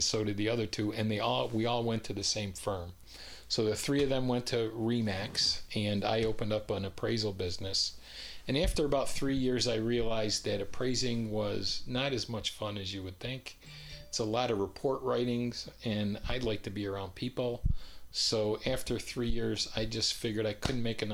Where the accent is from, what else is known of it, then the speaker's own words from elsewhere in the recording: upstate New York, United States; moved away as an adult; also born or lived in California; now in Raleigh, United States; I spent my whole life in upstate New York, and then I moved here to Raleigh